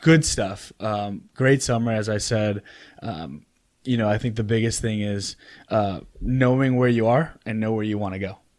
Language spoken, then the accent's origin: English; Oak Park, Illinois, United States; moved away as an adult; also born or lived in Chicago, Illinois; now in North Carolina, United States; I grew up in Oak Park, Illinois